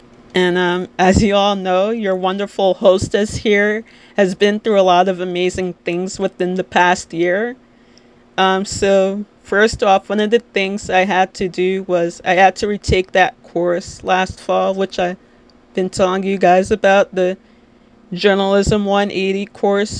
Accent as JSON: {"language": "English", "town": "Little Ferry", "region": "New Jersey", "country": "United States", "said": "I'm 24 years old and I'm from Little Ferry, New Jersey"}